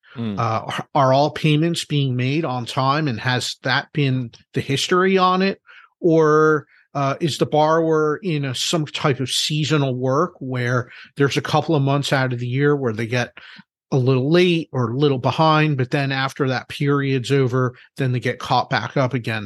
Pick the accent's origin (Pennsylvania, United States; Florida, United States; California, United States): Pennsylvania, United States; Philadelphia; I'm from Philadelphia